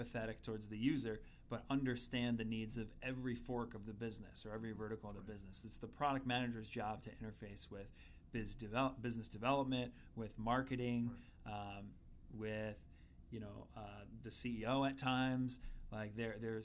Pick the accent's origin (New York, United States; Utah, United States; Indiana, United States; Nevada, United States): New York, United States; Long Island; I'm from Long Island, dyed-in-the-wool Islander fan